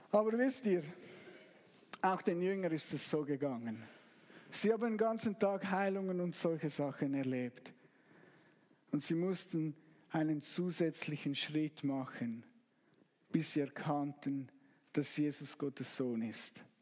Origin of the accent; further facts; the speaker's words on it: Zug, Switzerland; Ich, ich, ich komme aus Zug und Zug wurde letztes Jahr Meister. Ich war nicht dabei, aber ich habe es fast bis zu mir nach Hause gehört.